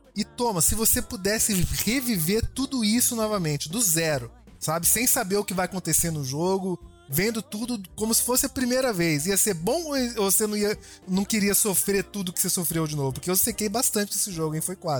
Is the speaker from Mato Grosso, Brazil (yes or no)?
yes; Cuiabá, Mato Grosso, Brazil; eu tô aqui representando o Centro-Oeste, sou de Cuiabá, Mato Grosso